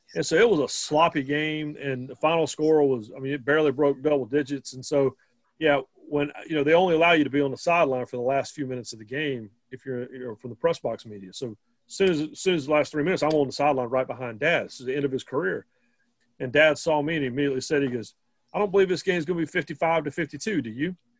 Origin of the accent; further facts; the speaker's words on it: North Carolina, United States; I grew up in North Carolina